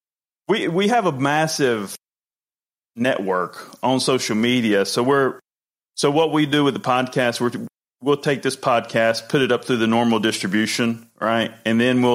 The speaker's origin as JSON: {"language": "English", "region": "North Carolina", "country": "United States", "also_born_or_lived": "New York area", "accent": "Carolina accent", "moved": "yes", "lives_now": "Charleston, United States", "said": "Originally from North Carolina"}